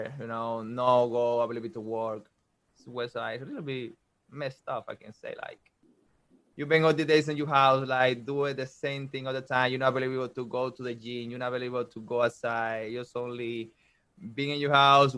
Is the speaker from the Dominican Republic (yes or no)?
yes; Dominican Republic; English is a second language; moved away as an adult; now in Georgia, United States; I am from Dominican Republic